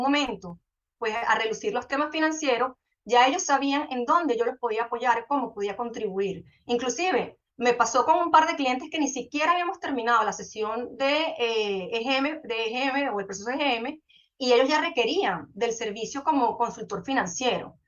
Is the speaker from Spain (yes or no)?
no; Venezuela; moved away as an adult; also born or lived in Colombia; now in Panama; yo vivía en Venezuela, soy venezolana